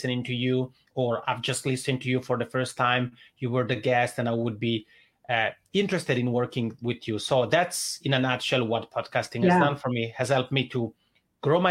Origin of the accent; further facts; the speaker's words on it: Italian-speaking Switzerland, Switzerland; accent: Italian ("macaroni accent"); English is a second language; moved away as an adult; now in Helsinki, Finland; I'm originally from the Italian speaking part of Switzerland. That's why I have this funny macaroni accent, but I've been living in Helsinki, Finland for about 10 years now